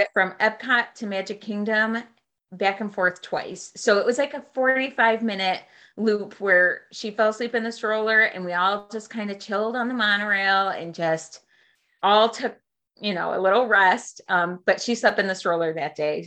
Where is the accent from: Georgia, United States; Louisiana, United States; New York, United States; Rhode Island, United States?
New York, United States; Western; I am from uh, Western New York